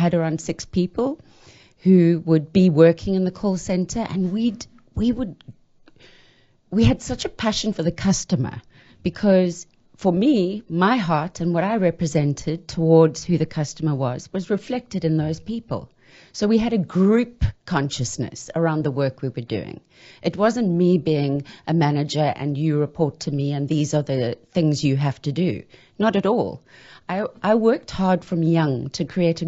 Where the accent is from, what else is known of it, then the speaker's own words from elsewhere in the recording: South Africa; I'm South African